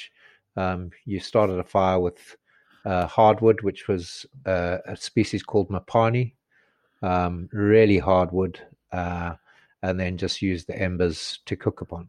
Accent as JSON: {"language": "English", "country": "Zimbabwe", "moved": "yes", "said": "I come from Zimbabwe"}